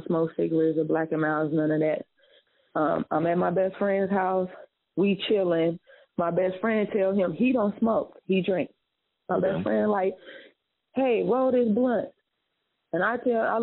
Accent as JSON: {"language": "English", "town": "Chicago", "region": "Illinois", "country": "United States", "also_born_or_lived": "Indiana", "moved": "yes", "said": "I'm from Chicago"}